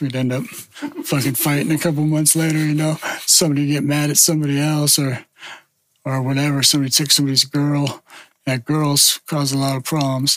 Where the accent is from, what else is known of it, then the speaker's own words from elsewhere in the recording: Gilroy, California, United States; moved away as an adult; also born or lived in San Jose / Portland; growing up in Gilroy